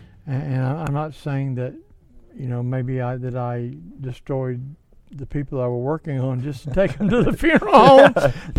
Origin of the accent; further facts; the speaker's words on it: Mobile, Alabama, United States; Mobile, Alabama. New York. Are you drunk? Mobile, Alabama.